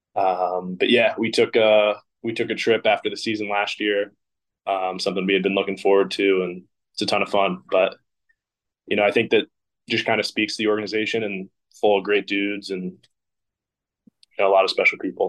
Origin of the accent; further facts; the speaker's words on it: Philadelphia, Pennsylvania, United States; moved away; growing up in Philadelphia